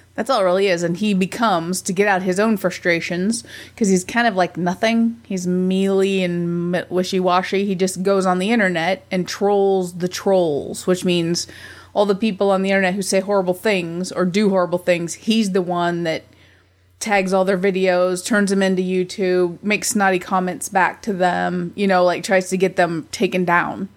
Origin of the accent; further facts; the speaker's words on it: United States; I'm an American